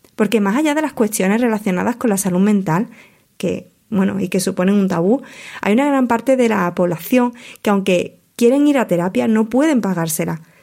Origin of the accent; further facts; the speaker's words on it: Huelva, Andalusia, Spain; la mayor parte de mi carrera profesional como plumilla la he desarrollado en mi provincia natal, en Huelva